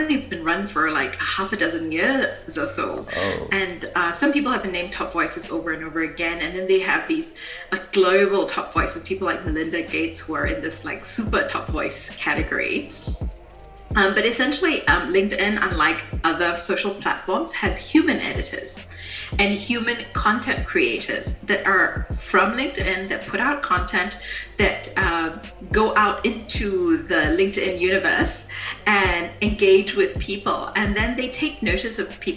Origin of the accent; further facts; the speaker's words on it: Singapore; moved away as an adult; now in Germany; I'm from Singapore, and I live in Germany because my husband's a German diplomat, and we move around the world a lot.